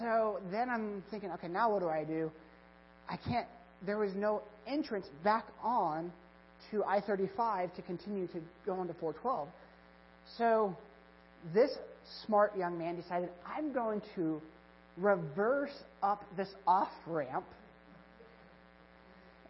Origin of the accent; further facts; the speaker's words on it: Kansas, United States; moved away; I'm from Kansas